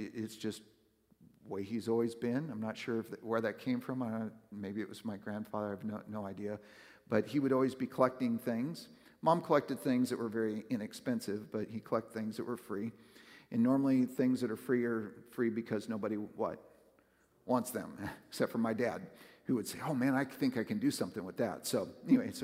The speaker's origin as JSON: {"language": "English", "region": "West Coast", "country": "United States", "tie": "born or raised there", "moved": "yes", "lives_now": "Northern Kentucky/Southern Ohio, United States", "said": "I grew up on the West Coast"}